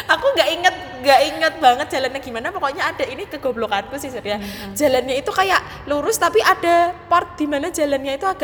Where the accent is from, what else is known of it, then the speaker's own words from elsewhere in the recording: Central Java, Indonesia; karena aku dari Jawa. Ya iyalah dari Jawa Tengah maksudnya bisa bahasa Jawa kromo sedikit.